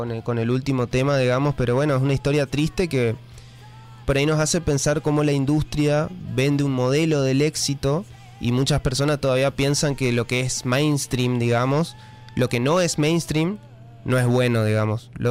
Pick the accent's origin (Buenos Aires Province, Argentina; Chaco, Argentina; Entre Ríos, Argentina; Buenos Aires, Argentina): Chaco, Argentina; eso, porque soy chaqueño. ¿no? ¿Viste? Uh, saltó lo de chaqueño, bueno.